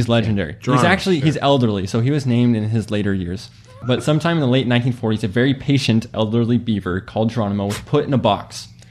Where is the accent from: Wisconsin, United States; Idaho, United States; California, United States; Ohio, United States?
Idaho, United States; Payette; also born or lived in Boise area, Idaho; my hometown of Payette